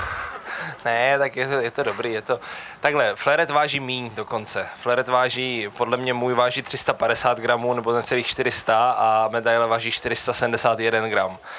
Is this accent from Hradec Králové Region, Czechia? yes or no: no; Brno, South Moravian Region, Czechia; já jsem se narodil v Brně